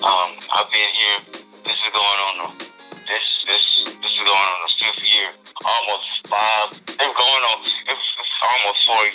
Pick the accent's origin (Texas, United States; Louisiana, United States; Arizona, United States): Louisiana, United States; Baton Rouge; moved away as an adult; I'm from Baton Rouge, Louisiana.